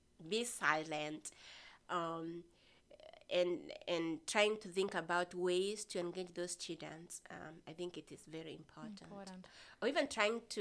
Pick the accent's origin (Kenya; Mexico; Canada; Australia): Kenya; first language Kimeru, Swahili; English is a second language; moved away; So I grew up in Kenya, rural setting in Kenya. Mm-hmm. I grew up speaking two languages, Kimeru and Kiswahili.